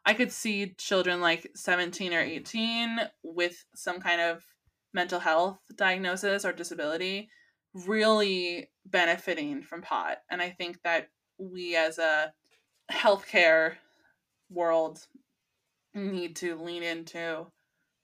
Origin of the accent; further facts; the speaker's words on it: California, United States; as a Californian, because pot is legal here in California.